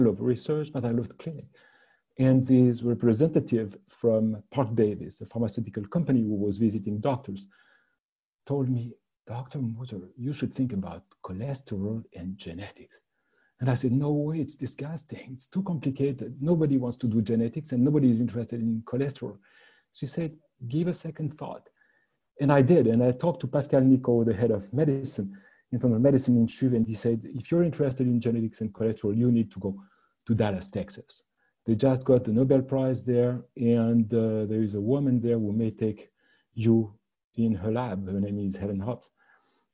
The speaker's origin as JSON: {"language": "English", "town": "Bulle", "region": "Fribourg", "country": "Switzerland", "tie": "born or raised there", "also_born_or_lived": "Lausanne", "moved": "as an adult", "lives_now": "Montreal, Canada", "said": "I was born in Bulle, in Canton de Fribourg. I went to high school, to the Collège Saint-Michel there."}